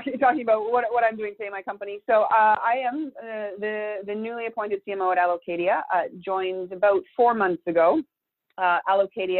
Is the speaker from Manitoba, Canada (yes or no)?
no; Thunder Bay, Ontario, Canada; moved away as an adult; also born or lived in Montreal, Canada; now in Santa Barbara, United States; as a person growing up in Thunder Bay, I was so excited to move to Montreal, the big city